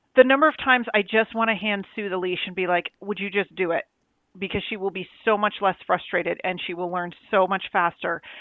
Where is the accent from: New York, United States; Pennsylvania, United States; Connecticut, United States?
New York, United States; I'm from New York.